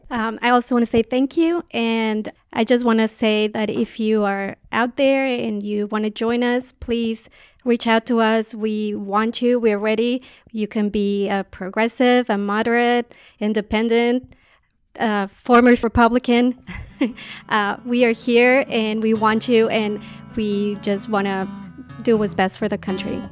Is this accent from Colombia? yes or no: yes; Colombia; now in United States; I'm an immigrant from Colombia